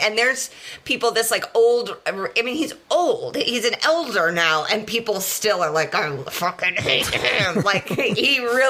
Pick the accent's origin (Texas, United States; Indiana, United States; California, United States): Indiana, United States; Indianapolis; I'm from Indianapolis.